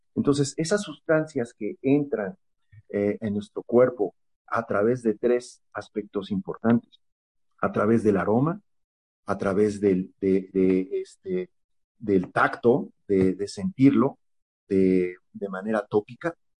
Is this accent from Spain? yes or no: no; State of Mexico, Mexico; soy de la, del Estado de México